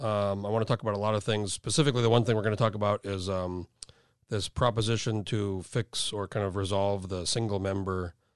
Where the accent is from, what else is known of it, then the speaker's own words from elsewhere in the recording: Albuquerque, New Mexico, United States; I grew up in New Mexico in Albuquerque.